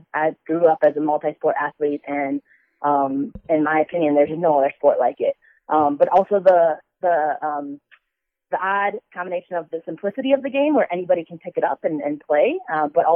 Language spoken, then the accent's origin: English; Milwaukee, Wisconsin, United States; moved away as an adult; also born or lived in Chicago, Illinois / Minneapolis, Minnesota / Boston, Massachusetts; now in Colorado, United States; I was born in Chicago. I grew up outside of Milwaukee, Wisconsin, but lived in Minneapolis, Minnesota for the bulk of the past decade.